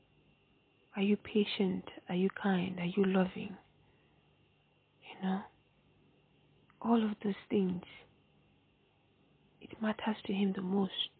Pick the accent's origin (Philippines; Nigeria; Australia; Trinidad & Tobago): Nigeria; I'm a Nigerian girl